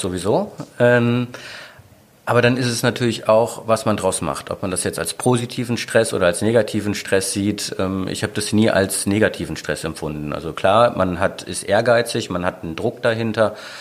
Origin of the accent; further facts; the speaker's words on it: Mönchengladbach, North Rhine-Westphalia, Germany; moved away as an adult; also born or lived in Aachen / Düsseldorf; now in Sylt, Germany; gebürtiger Aachener, aufgewachsen bin ich aber eigentlich in Mönchengladbach, dann nach Düsseldorf gekommen